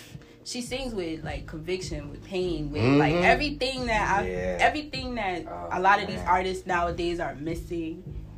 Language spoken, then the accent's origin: English; Massachusetts, United States; I'm from Massachusetts.